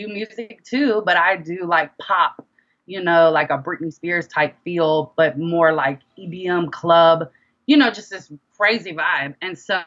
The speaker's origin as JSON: {"language": "English", "town": "Monroe", "region": "Louisiana", "country": "United States", "also_born_or_lived": "Dallas, Texas / Denton, Texas", "moved": "yes", "lives_now": "Houston, United States", "said": "I am originally from Monroe, Louisiana"}